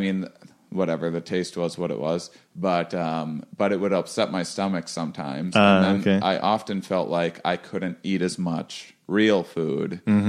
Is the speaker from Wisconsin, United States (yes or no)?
yes; Wisconsin, United States; I'm from Wisconsin.